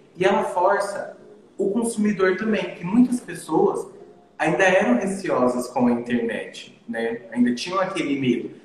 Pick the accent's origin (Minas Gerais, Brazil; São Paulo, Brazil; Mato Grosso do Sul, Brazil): Mato Grosso do Sul, Brazil; Dourados; eu venho de um mercado pequeno. Eu venho de Dourados